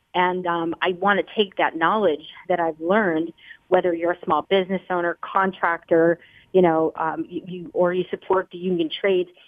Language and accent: English; Scranton, Pennsylvania, United States; moved away; I grew up in Scranton, Pennsylvania